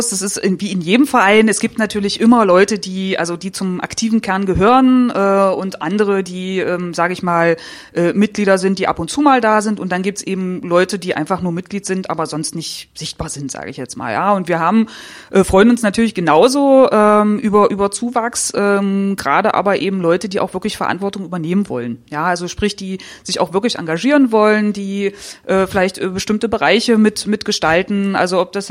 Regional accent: Saxony-Anhalt, Germany; Also ich bin im Ghetto aufgewachsen, im Neustädter Feld.

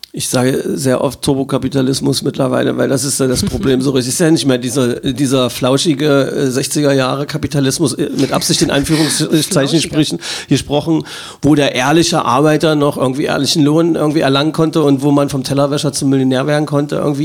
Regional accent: Magdeburg, Saxony-Anhalt, Germany; für meine Heimatstadt

